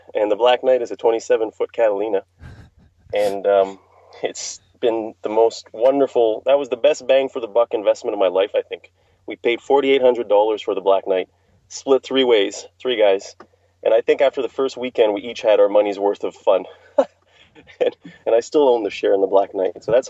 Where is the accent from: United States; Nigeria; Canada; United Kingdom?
Canada; Montreal, Quebec; I'm from Montreal, so it was in upstate New York.